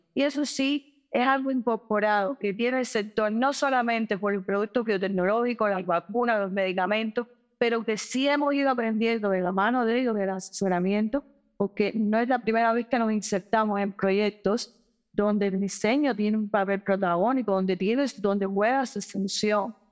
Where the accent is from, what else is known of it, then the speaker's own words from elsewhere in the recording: Cuba; nuestro país en términos de control de la pandemia